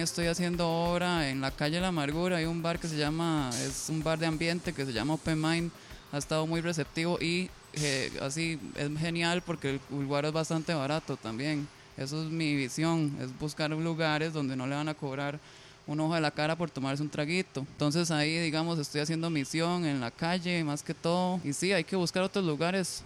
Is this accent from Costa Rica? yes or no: yes; Costa Rica; somos de Costa Rica